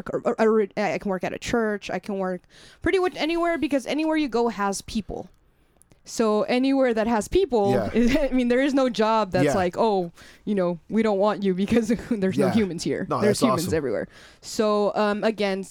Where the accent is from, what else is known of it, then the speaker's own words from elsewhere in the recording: San Diego, California, United States; moved away as an adult; now in Phoenix, United States; come home to San Diego